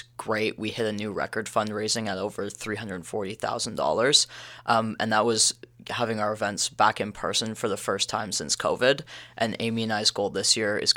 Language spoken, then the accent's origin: English; Stouffville, Ontario, Canada; I'm from Stouffville, Ontario